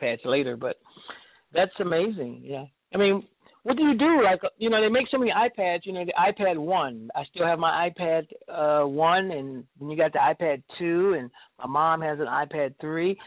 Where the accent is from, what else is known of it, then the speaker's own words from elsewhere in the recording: New York, United States; moved away; I was raised in New York